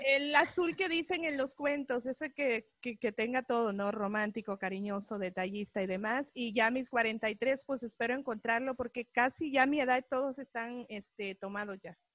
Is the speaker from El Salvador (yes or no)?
yes; El Salvador; now in United States; salvadoreña, vivo 25 años aquí en este país